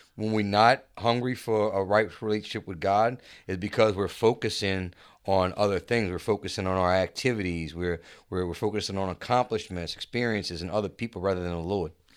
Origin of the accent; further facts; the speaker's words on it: Chalmette, Louisiana, United States; I grew up in Chalmette